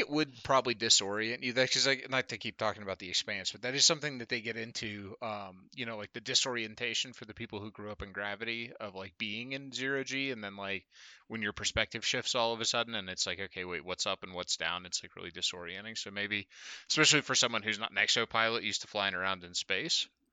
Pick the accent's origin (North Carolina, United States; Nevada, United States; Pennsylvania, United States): Pennsylvania, United States; Murrysville; growing up in Western Pennsylvania is very, uh, unique experience